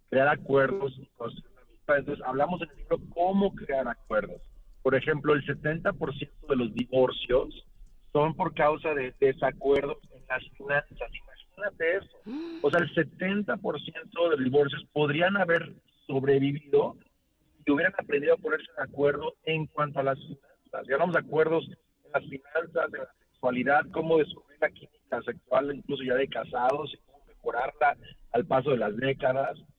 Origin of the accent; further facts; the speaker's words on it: Mexico; Yo soy súper así como mexicana